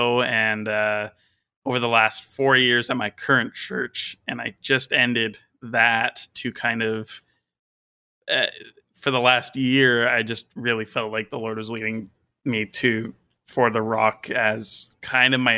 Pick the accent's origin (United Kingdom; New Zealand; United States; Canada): Canada; British Columbia; I am a Christian from British Columbia, Canada